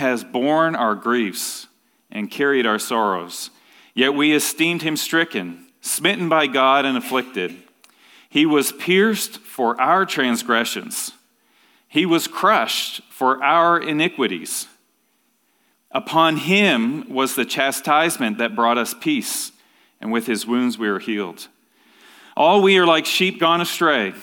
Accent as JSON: {"language": "English", "region": "Ontario", "country": "Canada", "tie": "born or raised there", "said": "When I was growing up in Ontario, Canada"}